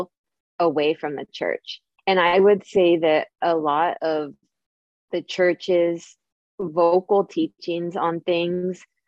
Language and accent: English; San Francisco Bay Area, California, United States; I'm from the San Francisco Bay Area. I live in Silicon Valley